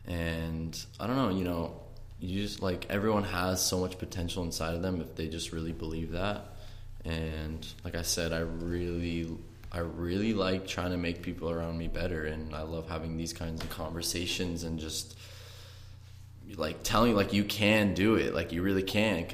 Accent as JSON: {"language": "English", "area": "Orange County", "region": "California", "country": "United States", "said": "I'm from Orange County, California"}